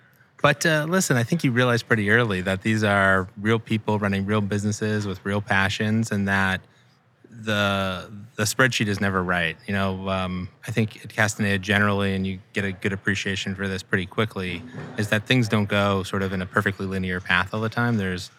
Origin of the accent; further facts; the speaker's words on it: Scottsdale, Arizona, United States; So I grew up out west in Scottsdale, Arizona, made my way back east for school, went to Penn undergrad